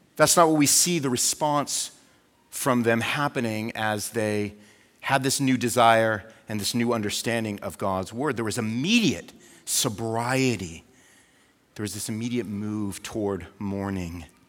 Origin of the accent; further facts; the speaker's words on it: United States; as an American